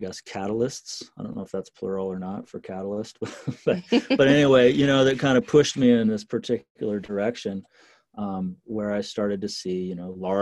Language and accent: English; Eugene, Oregon, United States; small towns around where I grew up in Eugene in Oregon.